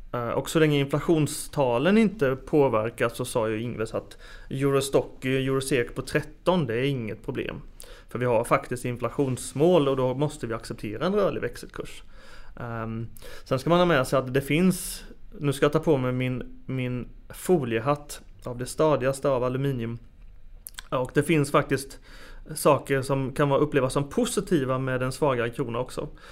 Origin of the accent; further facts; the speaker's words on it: Småland, Sweden; moved away; Jag som smålänning kommer ihåg just 1919 för det var då Tranås blev stad